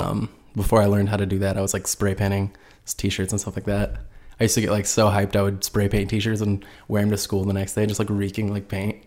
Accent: Indiana, United States; I'm originally from Port Edge, Indiana, which is about, like, two hours north from Indy

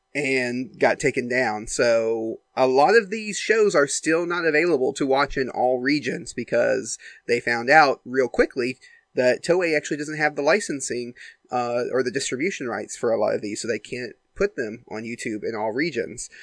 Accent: United States; I'm from America. I go to American schools

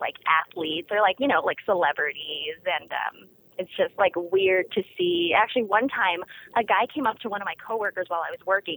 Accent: Las Vegas, Nevada, United States; I grew up in a nice suburb of Vegas.

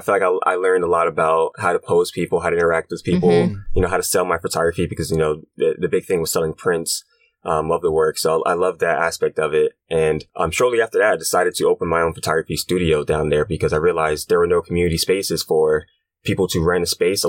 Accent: Brooklyn, New York, United States; I'm 26 years old, and I'm from Brooklyn, New York.

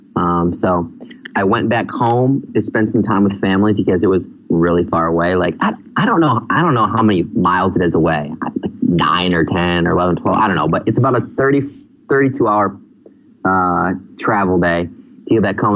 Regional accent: Michigan, United States; moved away as an adult; now in Phnom Penh, Cambodia; I grew up in Michigan

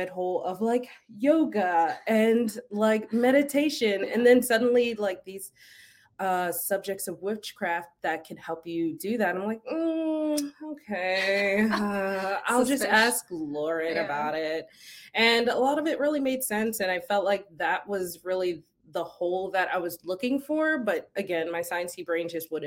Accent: Philadelphia, Pennsylvania, United States; I grew up in Philly, so I grew up around a lot of Italians.

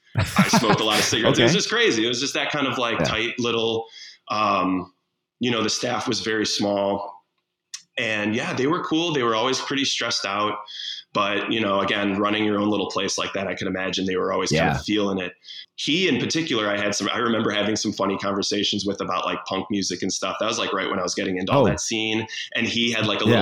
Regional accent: Frankfort Square, Illinois, United States; now in Chicago, United States; I got my first job when I was 16 at a little cafe in my hometown. Where's that? Frankfurt Square. It's like south suburbs of Chicago.

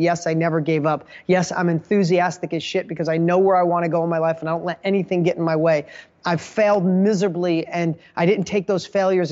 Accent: Poughkeepsie, New York, United States; I grew up in Poughkeepsie, New York.

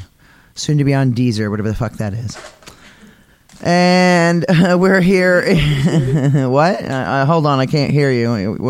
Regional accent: Maine, United States; I'm from Maine

